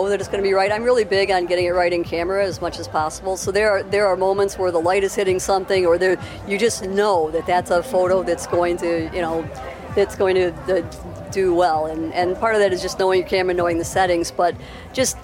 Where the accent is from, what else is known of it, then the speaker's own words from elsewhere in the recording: Dearborn, Michigan, United States; I grew up in Dearborn and spent a lot of time in Detroit